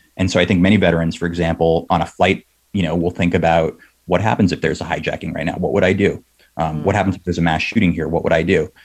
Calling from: South San Francisco, California, United States; I'm calling from South San Francisco.

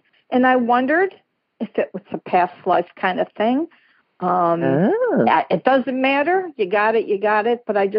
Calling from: South Carolina, United States; I'm calling in from South Carolina

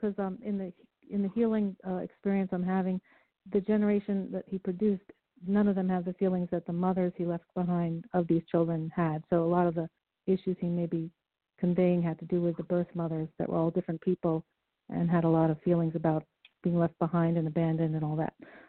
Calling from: New York, United States; Yes, I'm from New York.

